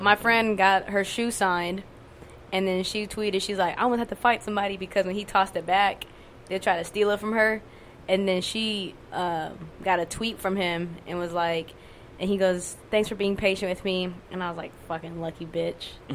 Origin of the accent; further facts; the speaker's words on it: Laos; I'm Lao from Laos